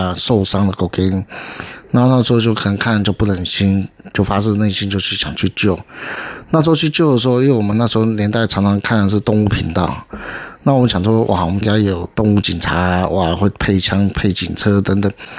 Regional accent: Beigang, Yunlin County, Taiwan; 因为我从小在北港乡下长大。

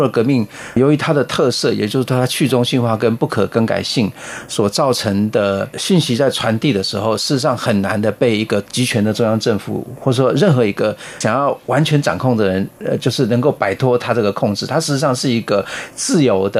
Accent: Taiwan; 我们台湾人比较喜欢用 Line

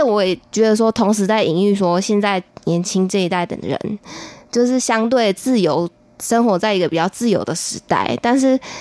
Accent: Nantou County, Taiwan; now in Taipei, Taiwan; 我是一个从南投来的小孩这样子

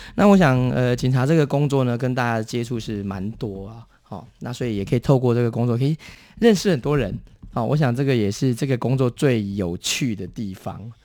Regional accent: Taiwan; 我们台湾人跟日本人之间已经分， 分开一条岔路

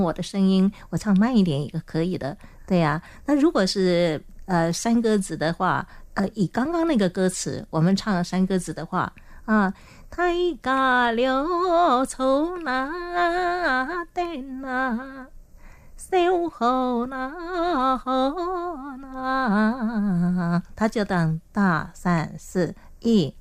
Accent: Taiwan; accent: Hailu Hakka; first language Hakka; Chinese is a second language; 因为我呢是讲客家话的，所以我就说我是客家人啊，我身在客家庄啊，我从小讲客家话，那我讲的是海陆腔

